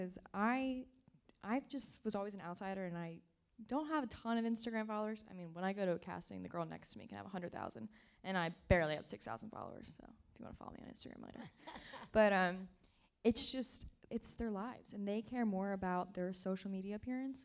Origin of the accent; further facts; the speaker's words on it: Marple Newtown, Pennsylvania, United States; also born or lived in Clifton Heights, Pennsylvania; I'm from Delco, yeah. Born in Clifton Heights, raised in Marple Newtown